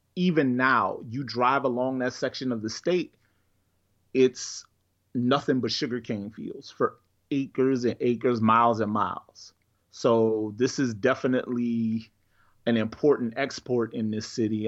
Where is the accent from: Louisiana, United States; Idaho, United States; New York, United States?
Louisiana, United States; St. John the Baptist Parish; the part of Louisiana where I grew up in Saint John Parish